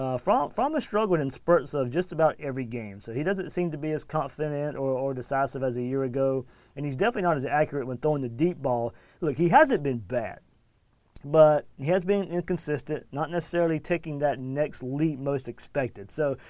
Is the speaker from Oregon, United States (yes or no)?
no; Jacksonville, Florida, United States; I was born in Jacksonville, and I live here now.